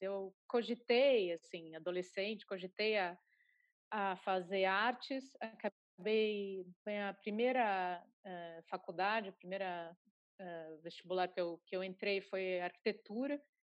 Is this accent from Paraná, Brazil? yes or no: yes; Curitiba, Paraná, Brazil; lá em Curitiba, de onde eu sou